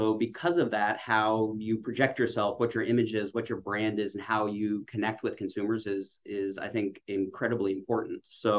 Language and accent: English; Utah, United States; I'm from the West. I'm from Utah.